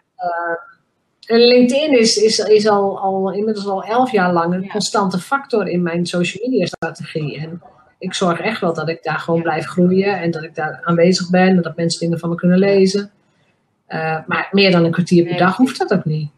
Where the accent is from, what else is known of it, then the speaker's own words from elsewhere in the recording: Drenthe, Netherlands; mij als Drents meisje